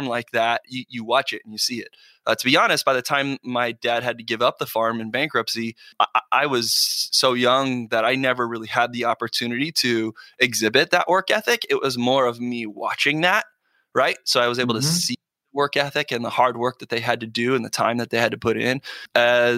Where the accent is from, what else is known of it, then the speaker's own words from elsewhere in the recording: Buckeye, Arizona, United States; also born or lived in Phoenix, Arizona; I was born in Arizona, Phoenix, Arizona, but I grew up in a town on the west side of Arizona called Buckeye.